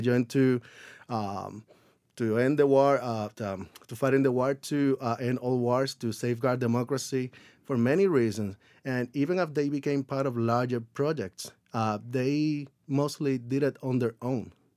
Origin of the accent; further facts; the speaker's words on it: Puerto Rico; moved away as an adult; I grew up in Puerto Rico